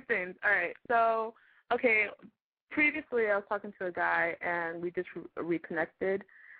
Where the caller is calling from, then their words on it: Brentwood, California, United States; I'm 19 and I'm calling from Brentwood.